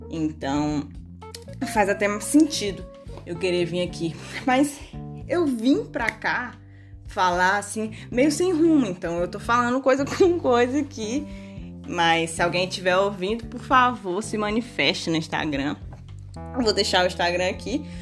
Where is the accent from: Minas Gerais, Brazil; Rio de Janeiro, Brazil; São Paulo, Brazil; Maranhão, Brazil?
Maranhão, Brazil; moved away; Eu sou maranhense, moro, não moro mais no Maranhão. E uma forma de me reconectar com o Maranhão é o quê?